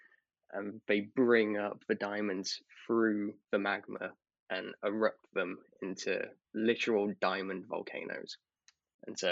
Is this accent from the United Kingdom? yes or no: yes; United Kingdom; being a British person